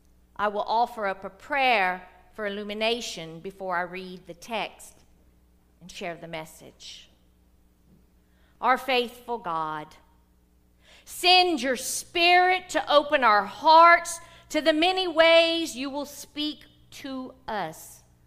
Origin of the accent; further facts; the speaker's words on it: the South, United States; because I'm from the South